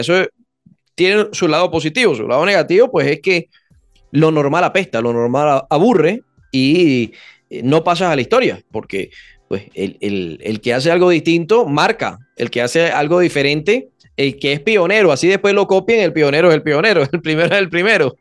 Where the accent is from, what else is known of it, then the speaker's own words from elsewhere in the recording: Venezuela; los venezolanos, por ser caribeños, somos muy, muy cálidos, venimos de Tierra Caliente